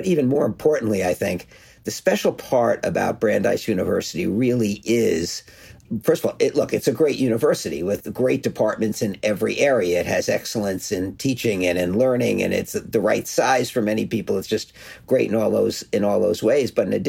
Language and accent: English; New York, United States; born there; also born or lived in Cleveland; now in Boston, United States; I was born in New York and did some work there as well.